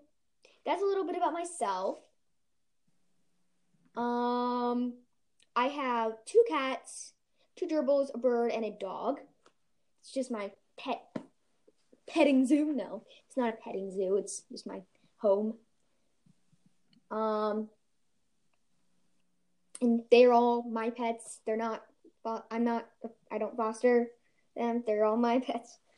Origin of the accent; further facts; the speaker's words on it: Ohio, United States; I am from Ohio